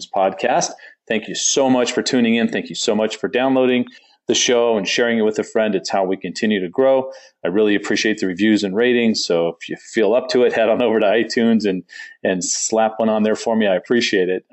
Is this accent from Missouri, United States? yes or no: no; Southern California, United States; I grew up in Southern California.